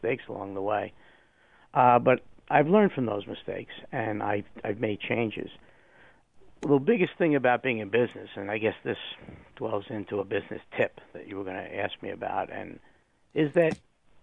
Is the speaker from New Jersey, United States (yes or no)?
yes; New Jersey, United States; moved away; I was from New Jersey, so as my wife would say, the foreign nation of New Jersey.